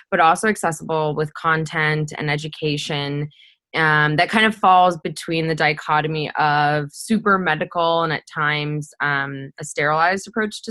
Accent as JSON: {"language": "English", "region": "Midwest", "country": "United States", "tie": "born or raised there", "said": "my hometown in the Midwest here in the States"}